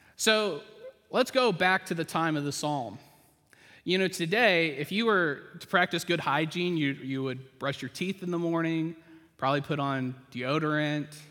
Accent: the South, United States; I grew up in the South

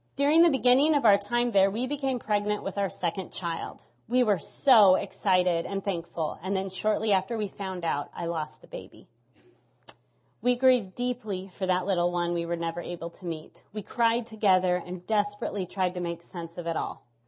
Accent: Nebraska, United States; moved away as an adult; now in New England, United States; I'm from Nebraska, and two and a half years ago God called us to New, to New England

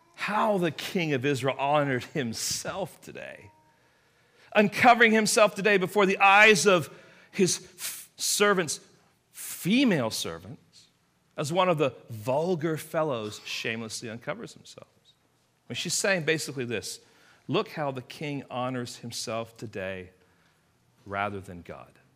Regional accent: England, United Kingdom; moved away; I am from England. I grew up in England

